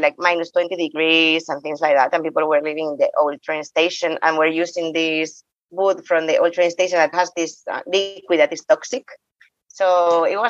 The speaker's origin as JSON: {"language": "English", "country": "Spain", "also_born_or_lived": "Bosnia", "second_language": "English", "said": "I'm from Spain"}